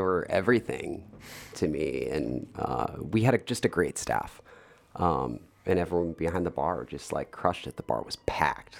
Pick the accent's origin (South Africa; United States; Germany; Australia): United States; Darien, Illinois; also born or lived in Hinsdale / Naperville / Bloomington / Chicago; I was born in Hinsdale, um, grew up in Darien till I was thirteen, and then my family moved to Naperville